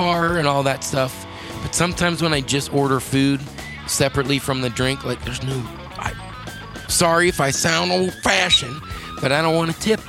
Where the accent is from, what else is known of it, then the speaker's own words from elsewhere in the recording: Rogers, United States; growing up in Rogers